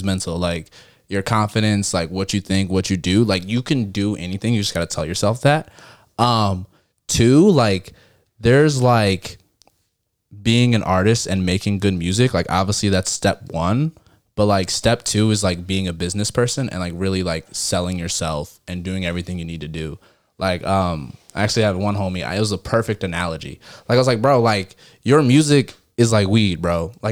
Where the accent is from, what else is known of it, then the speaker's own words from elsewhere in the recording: Detroit, Michigan, United States; now in Fort Worth, United States; I'm from Detroit